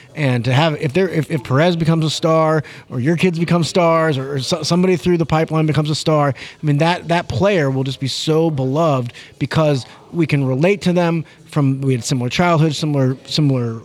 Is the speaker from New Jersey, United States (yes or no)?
no; St. Louis, Missouri, United States; moved away as an adult; also born or lived in Denver, Colorado; I grew up in St. Louis, Missouri.